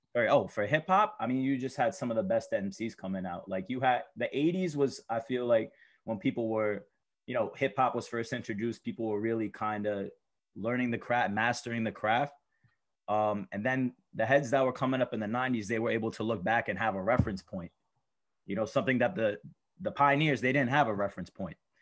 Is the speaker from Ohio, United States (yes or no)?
no; New York City, New York, United States; I come from Astoria, Queens, not too far away.